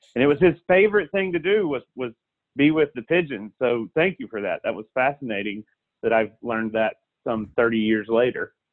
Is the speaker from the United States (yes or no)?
yes; South Alabama, United States; when I was a child, I grew up in South Alabama